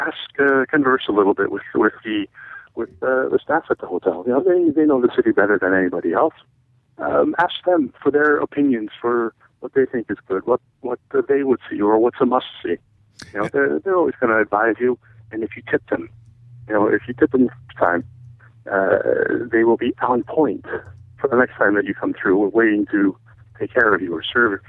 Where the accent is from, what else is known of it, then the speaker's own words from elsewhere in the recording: United States; Being an American and traveling overseas, I always enjoyed the fact that I could blend in a little bit and go with the culture and go with the flow.